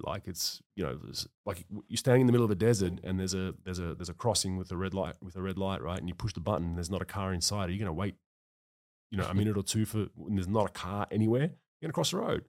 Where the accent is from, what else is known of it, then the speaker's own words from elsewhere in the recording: Melbourne, Victoria, Australia; moved away as an adult; also born or lived in United States; growing up in Melbourne